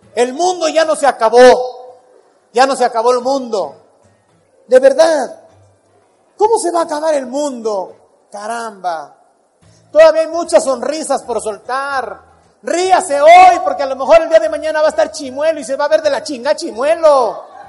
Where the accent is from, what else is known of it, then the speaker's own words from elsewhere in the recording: Acapulco, Guerrero, Mexico; moved away; Cuando voy para mi pueblo, para Acapulco, mi tierra, que voy a ver a mi mamá